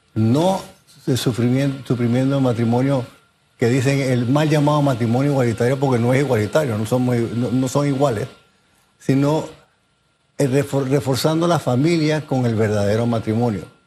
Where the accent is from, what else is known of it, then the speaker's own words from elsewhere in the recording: Panama; Yo soy panameño, yo soy orgullosamente panameño